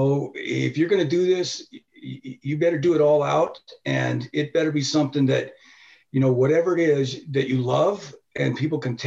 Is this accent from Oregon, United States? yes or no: no; Tooele, Utah, United States; also born or lived in Honolulu, Hawaii; I was born in Hawaii and in Honolulu. And then my dad was a chemist, a biochemist